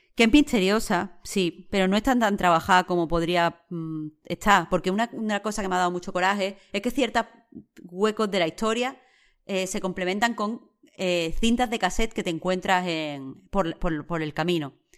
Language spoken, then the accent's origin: Spanish; Rincón de la Victoria, Andalusia, Spain; la forma de vivir que es tan, tan, tan de mi pueblo, de cuando yo era chica, de Rincón, vaya, de Rincón de la Victoria.